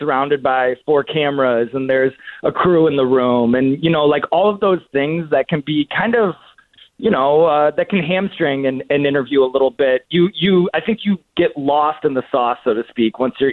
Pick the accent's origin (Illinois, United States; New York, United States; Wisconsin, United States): Illinois, United States; the Northwest suburbs; I was born in the Northwest suburbs